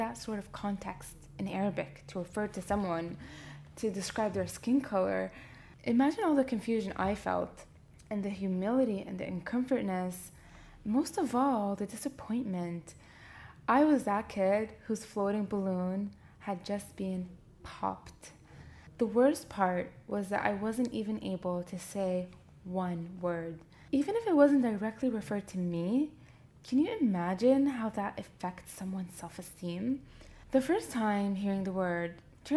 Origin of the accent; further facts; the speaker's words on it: Canada; moved away as an adult; now in Libya; growing up in Canada and coming as a young adult to pursue life in Libya